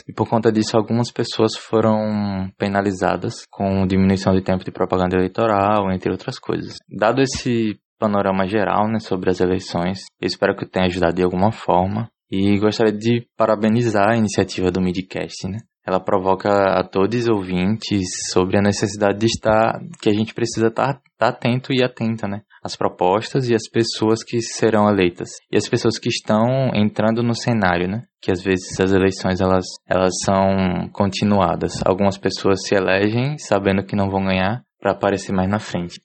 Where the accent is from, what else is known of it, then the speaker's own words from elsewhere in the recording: Aracaju, Sergipe, Brazil; nascido e criado em Aracaju, capital do estado de Sergipe